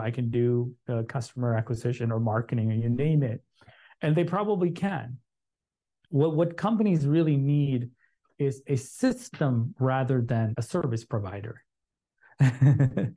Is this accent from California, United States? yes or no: no; Chicago, Illinois, United States; I grew up in Chicago.